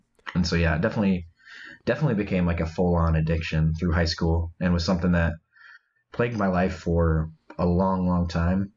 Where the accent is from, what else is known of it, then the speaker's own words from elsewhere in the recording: Iowa, United States; now in Michigan, United States; I'm originally from Iowa